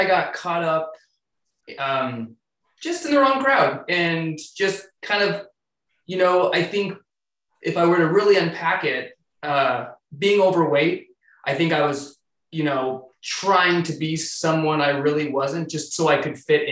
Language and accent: English; Mesa, Arizona, United States; moved away as an adult; also born or lived in Tucson, Arizona; now in Seattle, United States; I was born and raised in Arizona